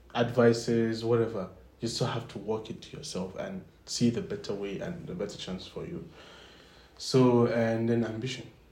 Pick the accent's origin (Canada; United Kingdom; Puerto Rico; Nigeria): Nigeria; moved away; I'm from I'm Nigerian